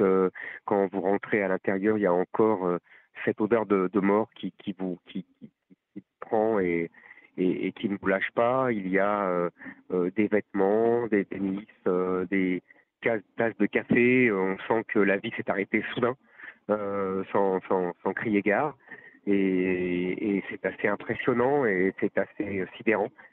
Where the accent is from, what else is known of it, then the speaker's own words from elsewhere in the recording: France; on est des Français de confession juive, et donc je me considère comme un Français